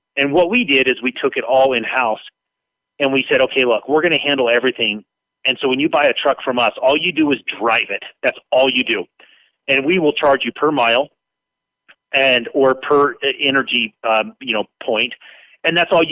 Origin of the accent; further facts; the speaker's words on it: Las Vegas, Nevada, United States; also born or lived in Utah; When I was 6 years old, you know, my dad was the manager for Union Pacific Railroad. We moved from Utah to Las Vegas, and I grew up on trains